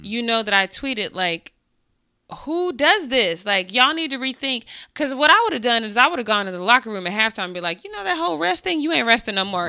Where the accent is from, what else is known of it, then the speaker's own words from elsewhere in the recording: Colorado, United States; I grew up in Colorado